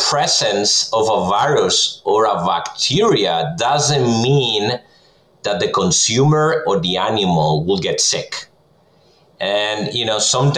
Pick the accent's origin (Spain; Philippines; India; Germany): Spain; moved away as an adult; now in Minnesota, United States; I'm originally from Spain, so I did my PhD in food science over there, and then I came to the U.S. 2009